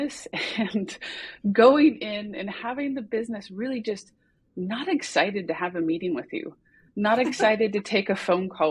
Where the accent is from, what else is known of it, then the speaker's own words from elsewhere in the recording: United States; moved away as an adult; also born or lived in California; now in Copenhagen, Denmark; I'm an American who is an expat living in Denmark in Copenhagen